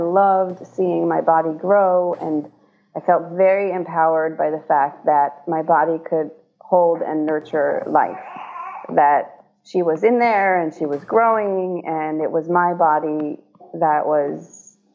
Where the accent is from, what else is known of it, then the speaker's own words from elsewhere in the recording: Israel; now in United States; I was born in Israel.